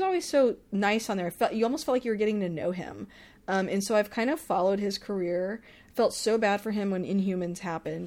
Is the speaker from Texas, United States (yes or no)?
yes; Texas, United States; I'm from Texas